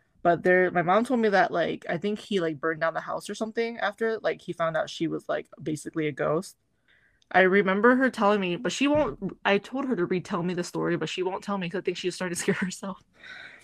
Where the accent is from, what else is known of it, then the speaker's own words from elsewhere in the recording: United States; I was born in America